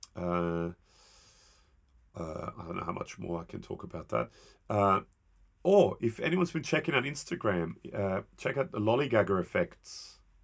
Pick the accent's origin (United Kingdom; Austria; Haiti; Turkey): Austria; I'm from Austria